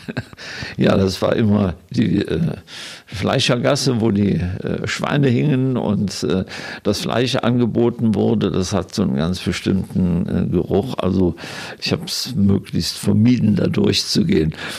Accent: Germany; moved away as an adult; also born or lived in Israel / Vienna; als Deutsche, die dort leben

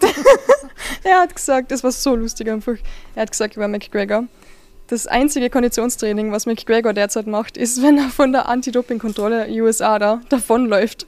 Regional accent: Carinthia, Austria; ich komme aus Kärnten

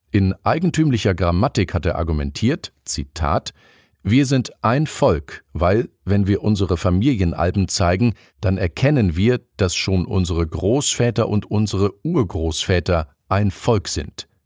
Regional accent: Hamburg, Germany; Dieses Gefühl hat mich beim Spaziergang durch meine Heimatstadt schon häufiger beschlichen. Da verschwinden die für Hamburg so typischen Klinkerfassaden der 20er bis 50er Jahre hinter klobigen Dämmplatten.

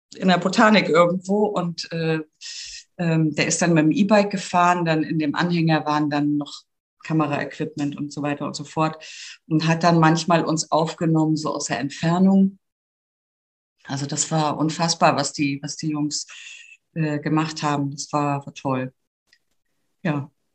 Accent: Grimmen, Mecklenburg-Vorpommern, Germany; moved away as an adult; now in Hamburg, Germany; ich bin aus Grimmen, das ist in Mecklenburg-Vorpommern und eine Tagesetappe hinter Greifswald und liegt mhm. genau äh, auf der Via Baltica. Und ich bin dort aufgewachsen, bis zum Abitur habe ich da gewohnt

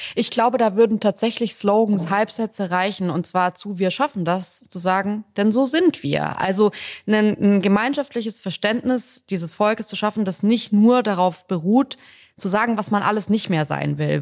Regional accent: Germany; ich bin hier aufgewachsen, hier geboren, das ist eigentlich so mein, meine Heimat

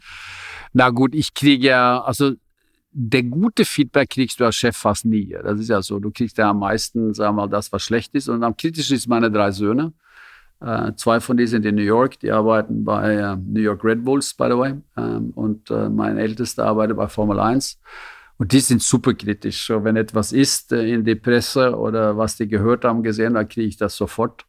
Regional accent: Norway; German is a second language; moved away as an adult; also born or lived in Zürich, Switzerland; now in Germany; ich bin ein Norweger

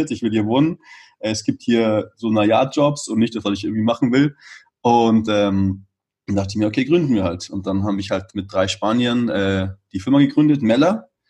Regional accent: Munich, Bavaria, Germany; moved away as an adult; now in Barcelona, Spain; ich komme aus München und war eben gerade in München wegen Quarantäne. Wunderbar eigentlich in Barcelona. Also ähm, ja, für mich wohne ich jetzt schon seit zwölf Jahren nicht mehr in Deutschland

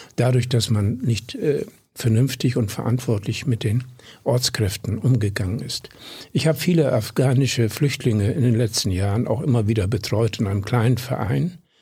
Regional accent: Südoldenburg, Lower Saxony, Germany; moved away; also born or lived in Berlin; Ich weiß es von meinem Heimatdorf wo ich aufgewachsen bin. Einem treu und streng katholischen Südenoldenburger Kaff ehemals

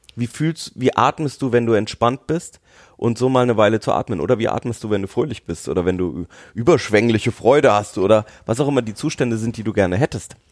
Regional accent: Nuremberg, Bavaria, Germany; ich bin ja in Nürnberg aufgewachsen.

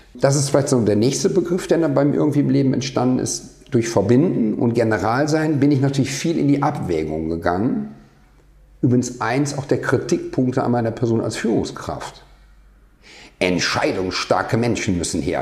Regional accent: Rhineland, Germany; ich komme aus dem Rheinland

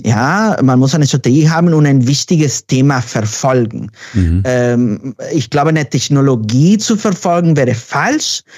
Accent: Mexico; German is a second language; moved away as an adult; now in Berlin, Germany; Ich bin gebürtiger Mexikaner, genau. Ich bin aber Wahlberliner seit zehn Jahren.

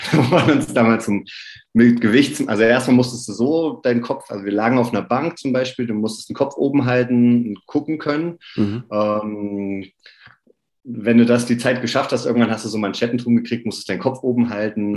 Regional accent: near Oberhof, Thuringia, Germany; ich komme aus der Nähe von Oberhof

